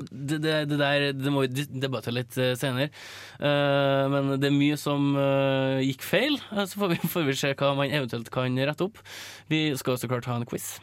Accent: Norway; som nordmann

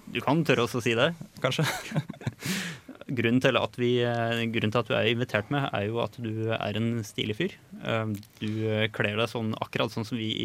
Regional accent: Molde, Møre og Romsdal, Norway; now in Trondheim, Norway; jeg kommer fra Molde, som er en eh, liten by utafor bygda som du kommer fra.

